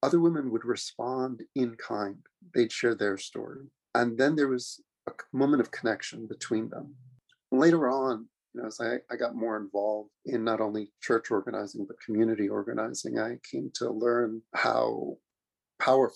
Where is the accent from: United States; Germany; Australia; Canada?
United States; New York City, New York; I'm a kid from Queens, New York. Was really lucky to grow up there